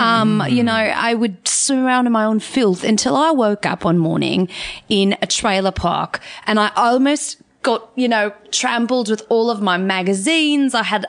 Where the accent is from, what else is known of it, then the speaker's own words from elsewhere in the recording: Tasmania, Australia; A lot of people think that, but no. I'm actually from Tasmania.